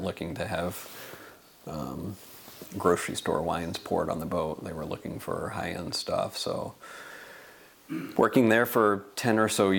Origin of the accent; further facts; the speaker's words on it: Texas, United States; moved away as an adult; also born or lived in Louisiana / Philippines / North Carolina / Caribbean; now in Portland, United States; before growing up in Texas, I was a military baby. My dad was Air Force, so spent a lot of time up until about fourth grade moving around from Philippines, North Carolina. I was actually born in Louisiana at Barksdale Air Force Base.